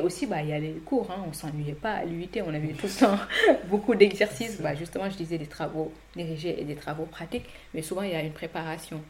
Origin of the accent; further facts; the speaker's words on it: Saint-Louis, Senegal; moved away as an adult; now in France; j'ai grandi à Saint-Louis jusqu'à l'obtention du bac et je suis arrivée en France